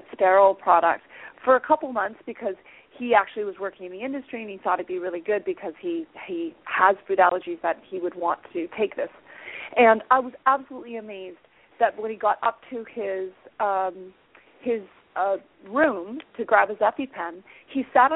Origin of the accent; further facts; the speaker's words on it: Hamilton, Ontario, Canada; my hometown of Hamilton, Ontario